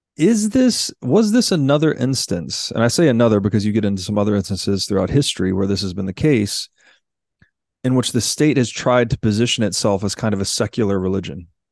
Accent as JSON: {"language": "English", "region": "Tennessee", "country": "United States", "tie": "born or raised there", "said": "I grew up in Tennessee"}